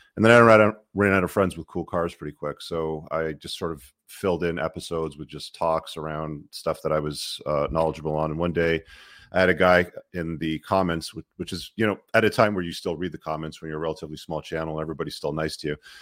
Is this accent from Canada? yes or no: yes; Toronto, Ontario, Canada; also born or lived in Luton, England; I live in Canada, I live in Toronto. It's, you know, it's been my home for most of my life